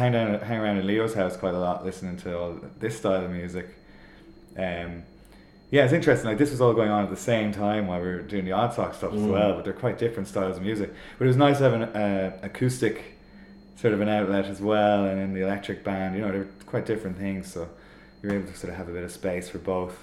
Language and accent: English; Sligo, Connacht, Ireland; now in Dublin, Ireland; We're all from Sligo.